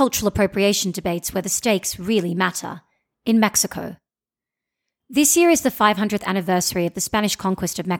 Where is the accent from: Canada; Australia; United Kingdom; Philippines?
Australia; I'm an Indian Australian who doesn't speak any Hindi